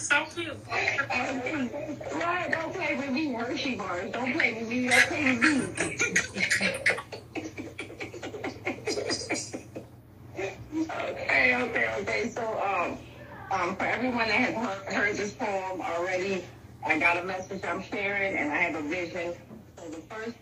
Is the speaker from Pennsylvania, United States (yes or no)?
yes; Philadelphia, Pennsylvania, United States; I'm not from Africa. I'm from Philadelphia, Pennsylvania.